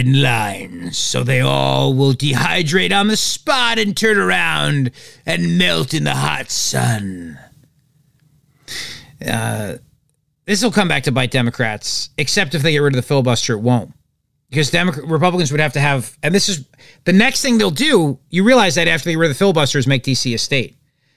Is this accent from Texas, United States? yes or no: no; New Jersey, United States; I'm from New Jersey.